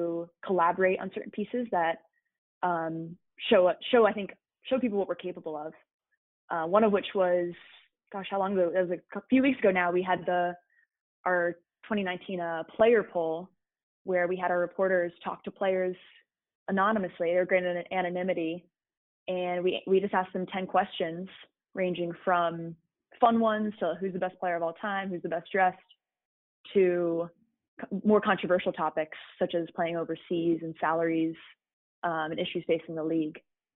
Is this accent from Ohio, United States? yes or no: no; Connecticut, United States; growing up in Connecticut